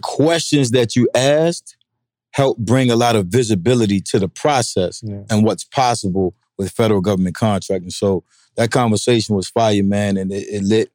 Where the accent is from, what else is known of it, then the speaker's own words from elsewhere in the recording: Norfolk, Virginia, United States; my hometown, Norfolk, 757.